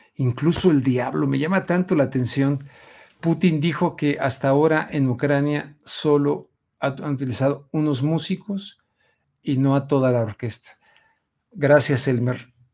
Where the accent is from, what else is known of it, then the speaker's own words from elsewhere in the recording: Mexico; como mexicano